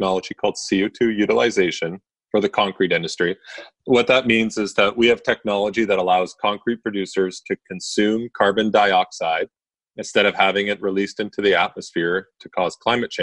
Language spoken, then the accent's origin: English; Victoria, British Columbia, Canada; I grew up in Victoria, but just recently moved back to actually. So Victoria, British Columbia in Canada